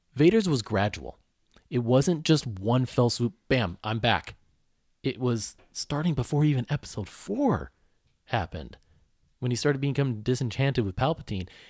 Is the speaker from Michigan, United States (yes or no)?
yes; Oakland County, Michigan, United States; I grew up in Michigan, Oakland County